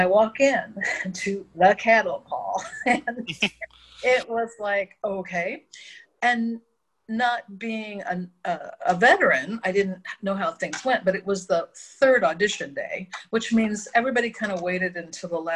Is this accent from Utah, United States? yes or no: no; Verdon, Illinois, United States; I grew up in Verdon